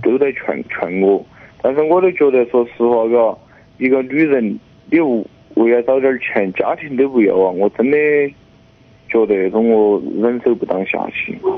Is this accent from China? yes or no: yes; Chongqing, China; moved away as an adult; now in Yunnan, China; 我们老家嘛，就是重庆的，但是现在他在湖南，我在云南